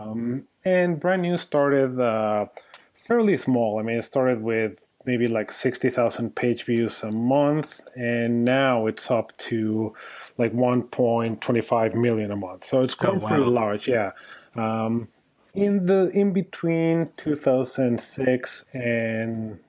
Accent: Mexico; moved away; also born or lived in New York / Austin; I'm originally from Mexico

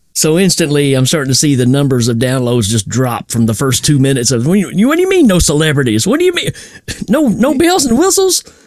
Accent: Tennessee, United States; I'm from Tennessee.

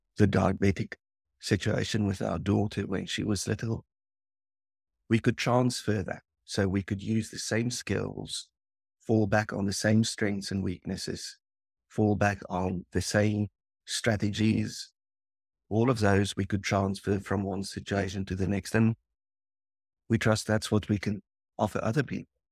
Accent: South Africa; the area where we grew up in South Africa

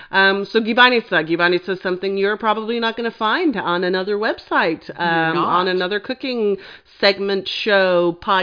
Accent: England, United Kingdom; family's Serbian, so we make a lot of Serbian dishes, and that's kind of what I grew up on, even though I grew up in England

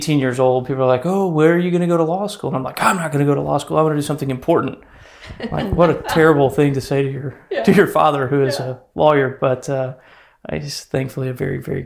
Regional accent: Corpus Christi, Texas, United States; I grew up in Corpus Christi.

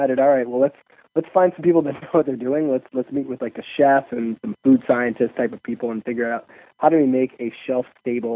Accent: Chicago, Illinois, United States; I'm from Chicago

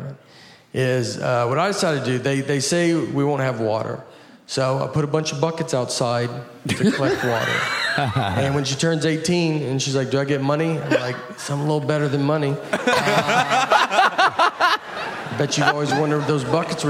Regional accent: Old Hickory, Tennessee, United States; I'm from Old Hickory, and we were a plant, like DuPont plant we were a plant town

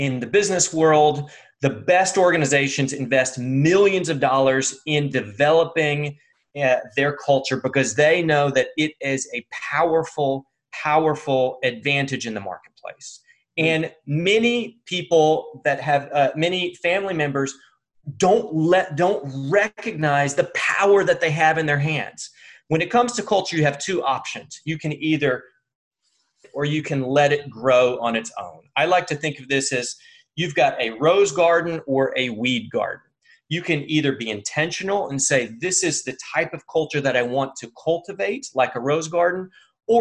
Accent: United States; I'm American

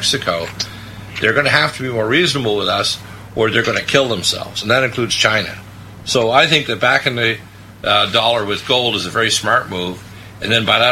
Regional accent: Canada; also born or lived in Detroit, Michigan, United States; although I was born in Detroit, I was raised in Canada

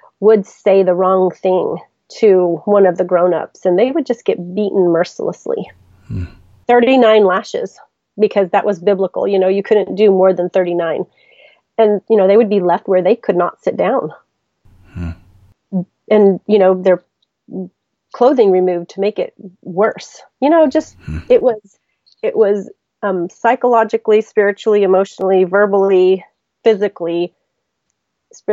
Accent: Mexico; now in United States; I was born in Mexico, I have a Mexican birth certificate. I say I'm more Mexican than most Mexicans I know

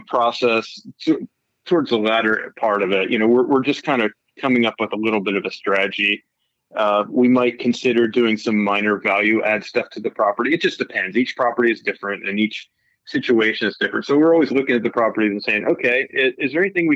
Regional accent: Pennsylvania, United States; moved away as an adult; now in California, United States; I'm from Pennsylvania originally. So I grew up in Pennsylvania

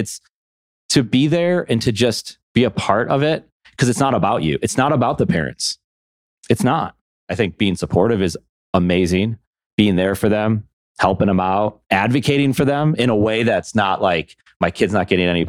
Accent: Buffalo, New York, United States; I'm from Buffalo, New York

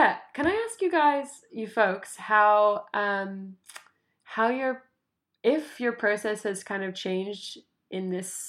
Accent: United States; now in Tasmania, Australia; I'm American. Like, I'm an American citizen. I live in Tasmania

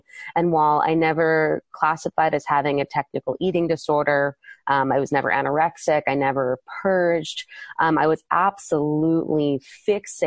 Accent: East Coast, United States; moved away as an adult; also born or lived in Maryland / California; I'm from the East Coast originally

